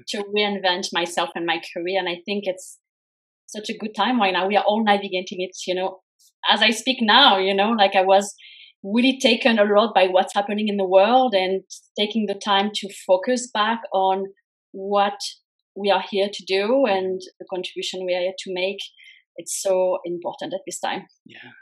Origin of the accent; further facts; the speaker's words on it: France; moved away as an adult; also born or lived in United States; I was born and raised in France.